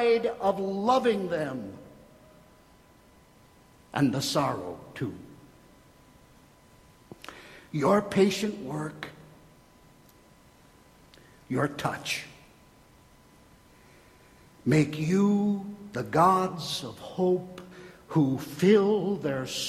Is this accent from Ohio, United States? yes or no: no; Minnesota, United States; I'm from Minnesota